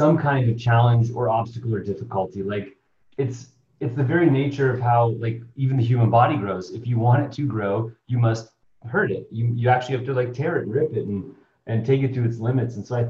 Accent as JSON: {"language": "English", "town": "Seattle", "region": "Washington", "country": "United States", "tie": "born or raised there", "said": "I was born in the Pacific Northwest in Seattle, Washington, and grew up there as well."}